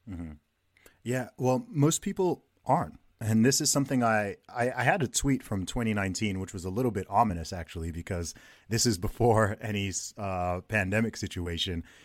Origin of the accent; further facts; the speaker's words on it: Saudi Arabia; moved away; I grew up in Saudi Arabia myself